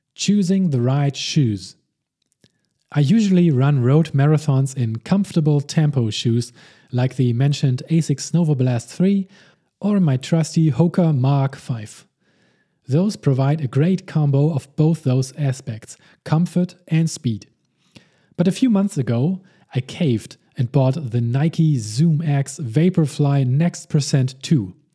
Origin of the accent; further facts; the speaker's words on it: Hamburg, Germany; also born or lived in Saarbrücken; my hometown of Hamburg, Germany